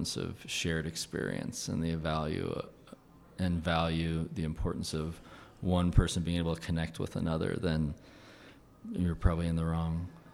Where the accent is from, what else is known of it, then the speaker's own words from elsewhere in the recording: Farmington, Utah, United States; I grew up in Farmington, like a half hour from Salt Lake